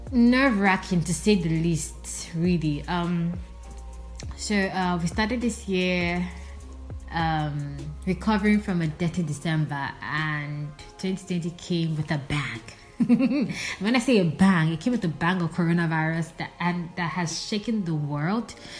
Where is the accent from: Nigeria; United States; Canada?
Nigeria; also born or lived in Port Harcourt, Rivers State / Nsukka, Enugu State; I'm Nigerian, currently residing in the city of Port Harcourt, River State